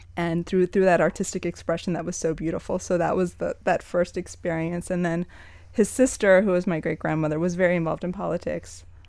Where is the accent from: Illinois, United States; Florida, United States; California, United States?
Florida, United States; Miami; also born or lived in New York; Born and raised in Miami. Left for New York when I was eighteen to study